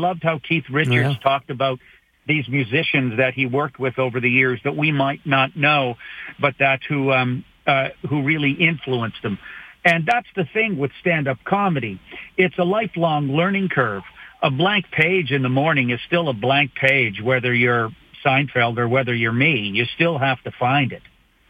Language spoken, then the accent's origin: English; Canada; as a Canadian comedian